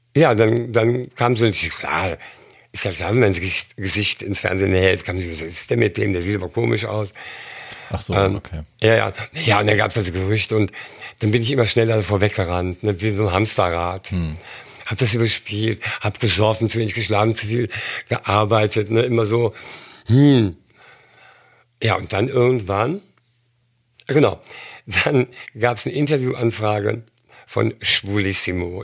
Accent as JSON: {"language": "German", "country": "Germany", "also_born_or_lived": "London / Berlin", "moved": "yes", "said": "als Deutscher"}